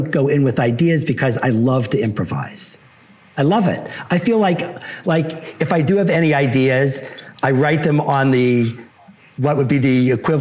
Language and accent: English; Pittsburgh, Pennsylvania, United States; moved away as an adult; also born or lived in New York / Los Angeles / Boulder, Colorado; my hometown of Pittsburgh, where I happen to live now, but didn't live since high school till about 4 years ago.